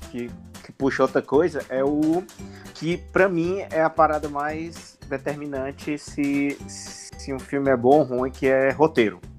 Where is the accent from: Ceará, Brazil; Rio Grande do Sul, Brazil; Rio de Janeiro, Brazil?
Ceará, Brazil; Sobral; now in São Paulo, Brazil; moro em São Paulo, sou de Sobral